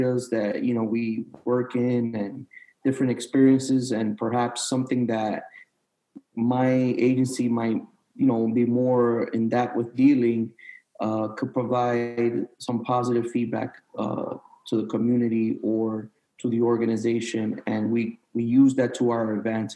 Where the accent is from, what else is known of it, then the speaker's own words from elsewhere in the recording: New York City, New York, United States; moved away as an adult; now in Florida, United States; growing up in New York City